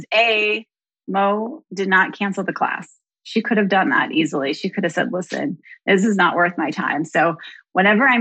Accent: Midwest, United States; now in Austin, United States; I'm from the Midwest

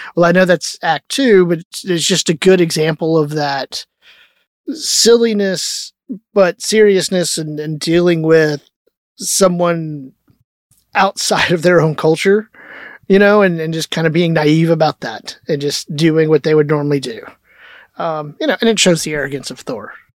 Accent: Texas, United States; growing up in Texas when you're little

